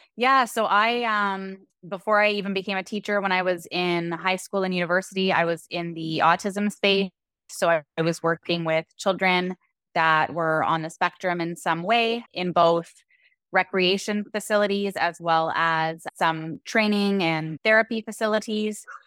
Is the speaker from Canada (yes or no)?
yes; Canada; moved away as an adult; also born or lived in Dominican Republic; now in Puerto Vallarta, Mexico; we're originally from Canada